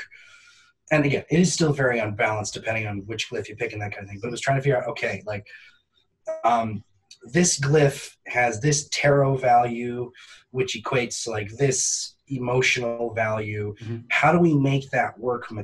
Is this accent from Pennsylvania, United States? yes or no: no; Northern New Hampshire, United States; growing up in Northern New Hampshire, with a dad who is a forester